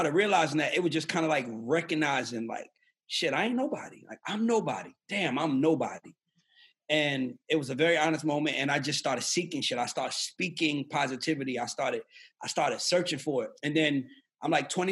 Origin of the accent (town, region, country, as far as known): New York City, New York, United States; born or raised there; moved away; also born or lived in Atlanta, Georgia